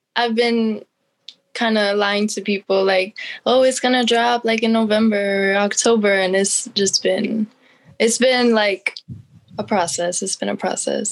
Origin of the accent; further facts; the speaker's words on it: Allentown, Pennsylvania, United States; I'm from Allentown, PA